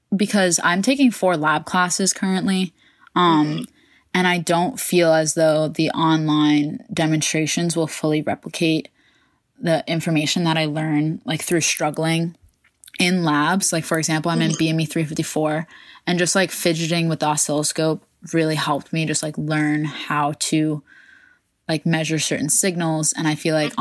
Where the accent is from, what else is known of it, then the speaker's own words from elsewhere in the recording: Westchester, New York, United States; I am from Westchester, New York